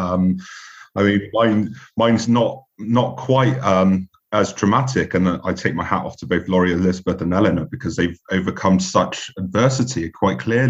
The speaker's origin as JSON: {"language": "English", "town": "Bristol", "region": "South West England", "country": "United Kingdom", "tie": "born or raised there", "also_born_or_lived": "London / France / Switzerland", "moved": "as an adult", "said": "my hometown of Bristol"}